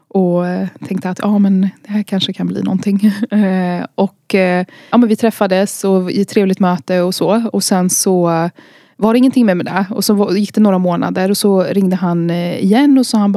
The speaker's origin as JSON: {"language": "Swedish", "country": "Iraq", "lives_now": "Sweden", "said": "jag talar ju arabiska och kan kulturen för att jag är från Irak. Eh, men jag är också svensk."}